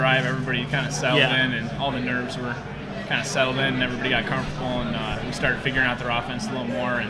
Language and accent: English; Hartland, Michigan, United States; I'm from Heartland, Michigan. It's about 40 minutes from here.